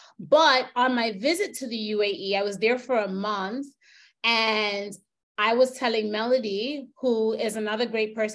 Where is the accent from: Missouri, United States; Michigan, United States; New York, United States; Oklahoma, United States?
New York, United States; moved away as an adult; also born or lived in Jamaica (family); now in United Arab Emirates; I'm from New York